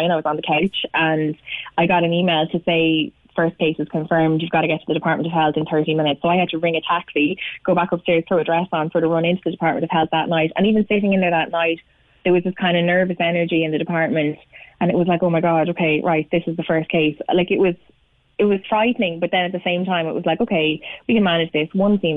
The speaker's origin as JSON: {"language": "English", "town": "Cork", "region": "Munster", "country": "Ireland", "tie": "born or raised there", "moved": "yes", "said": "I was born in Cork"}